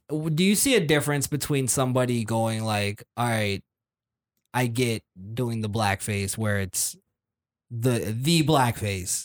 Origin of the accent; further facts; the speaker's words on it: Fort Lauderdale, Florida, United States; we say bra a lot because we're from Lauderdale.